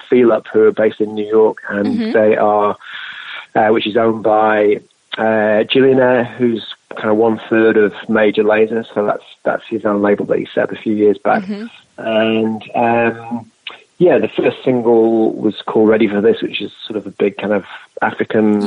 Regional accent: England, United Kingdom; moved away as an adult; now in New Zealand; I'm from England originally.

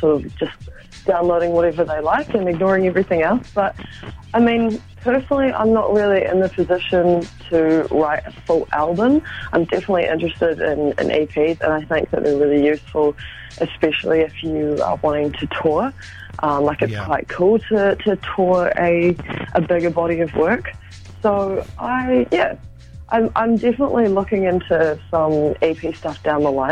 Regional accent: Auckland, New Zealand; I'm from West Auckland.

